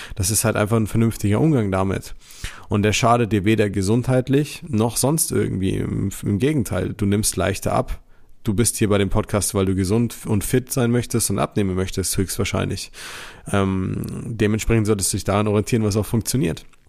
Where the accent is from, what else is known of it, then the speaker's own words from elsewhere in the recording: Germany; bei uns in Deutschland